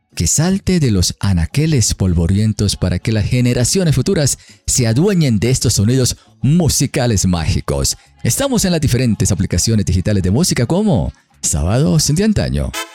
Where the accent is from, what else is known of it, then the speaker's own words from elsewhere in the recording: Colombia; como colombianos